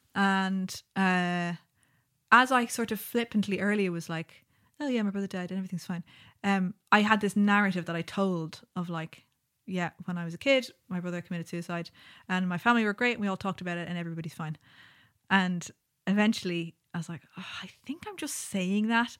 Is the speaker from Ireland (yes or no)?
yes; Ireland; Growing up in Ireland